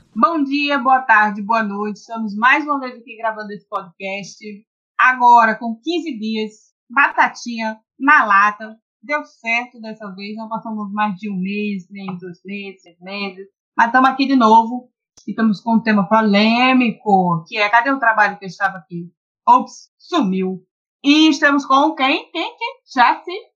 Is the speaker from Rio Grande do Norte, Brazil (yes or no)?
yes; Natal, Rio Grande do Norte, Brazil; also born or lived in Pará / Maceió / Manaus / Costa Rica; eu sou paraense, mas eu cresci aqui em Natal, vim pra cá com três anos.